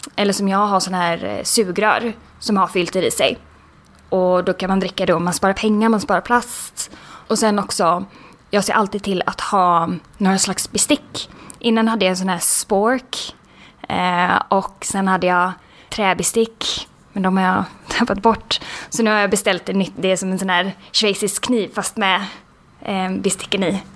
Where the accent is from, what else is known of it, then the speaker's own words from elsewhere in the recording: Sweden; vi som svenskar